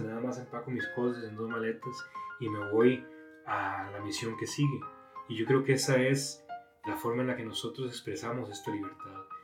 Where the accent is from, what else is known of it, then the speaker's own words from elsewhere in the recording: Costa Rica; moved away as an adult; now in Monterrey, Mexico; soy de Costa Rica